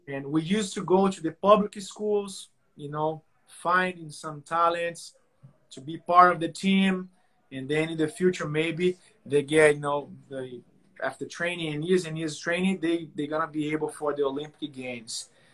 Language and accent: English; Brazil; English is a second language; moved away; I'm from Brazil.